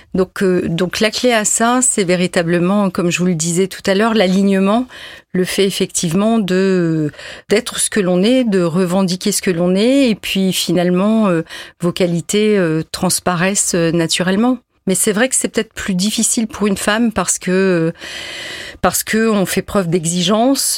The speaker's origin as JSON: {"language": "French", "town": "Lille", "region": "Hauts-de-France", "country": "France", "said": "moi qui suis nordiste."}